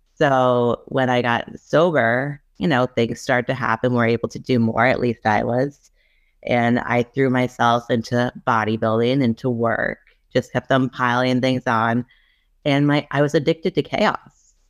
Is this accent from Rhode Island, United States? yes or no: yes; Rhode Island, United States; I'm from Rhode Island